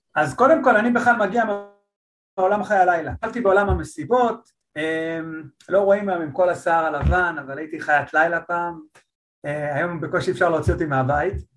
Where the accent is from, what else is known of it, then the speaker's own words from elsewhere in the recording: Holon, Tel Aviv District, Israel; אני חולוני במקור